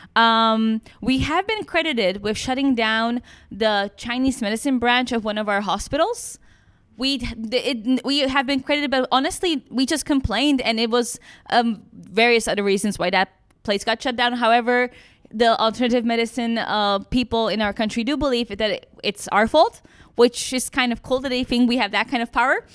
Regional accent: Czechia; I am from the Czech Republic.

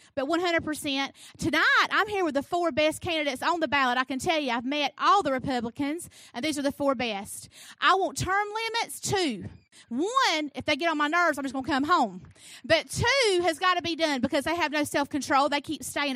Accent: South Georgia, United States; I am from South Georgia. I'm the only one from South Georgia running

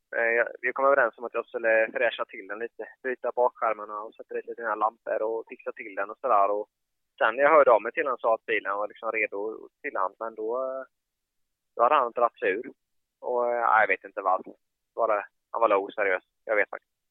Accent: Habo, Jönköping County, Sweden; jag är uppvuxen i Habo

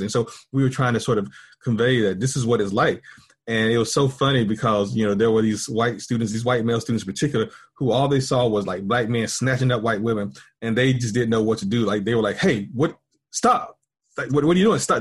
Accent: Pilot Mountain, North Carolina, United States; moved away as an adult; also born or lived in Winston-Salem, North Carolina; now in Texas, United States; I am, uh, North Carolinian, and I was born in a small town called Pilot Mountain, North Carolina. Um, very rural town. When I was growing up, probably population around two or three thousand

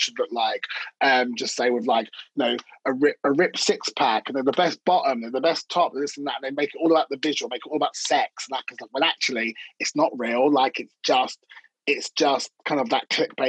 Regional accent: London, United Kingdom; I'm from North London

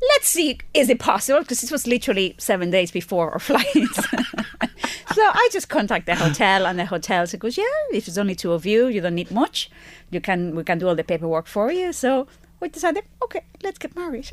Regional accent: Spain; now in Ireland; I'm from Spain.

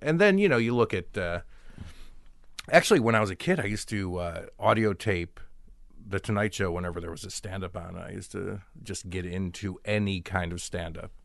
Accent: Chicago, Illinois, United States; I grew up in Chicago

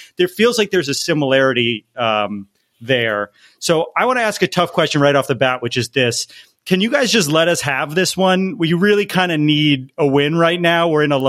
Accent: Northeast, United States; also born or lived in East Coast; now in Los Angeles, United States; I grew up in the Northeast

